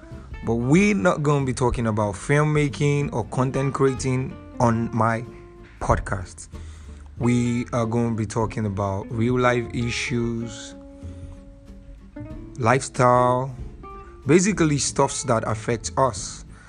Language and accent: English; Lagos, Nigeria; I'm from Lagos, Nigeria. I'm a filmmaker, content creator, and a cinematographer.